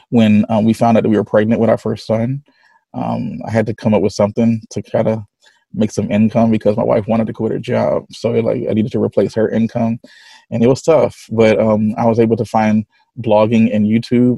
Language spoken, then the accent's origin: English; Connecticut, United States; I am from Connecticut, United States.